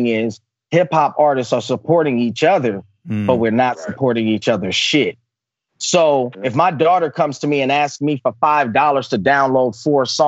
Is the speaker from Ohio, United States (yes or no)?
no; Oakland, California, United States; I'm a product of that growing up in East Oakland, California